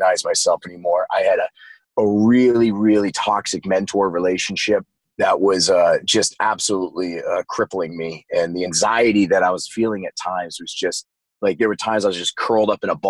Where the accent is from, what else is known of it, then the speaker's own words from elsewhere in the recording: Maine, United States; I spent most of my life growing up in Maine, and that's where I was born